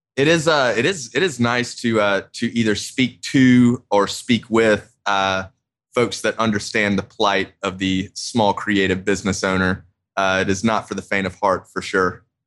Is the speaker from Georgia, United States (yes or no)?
yes; Augusta, Georgia, United States; also born or lived in Athens, Georgia; when I moved back to Augusta from college from the University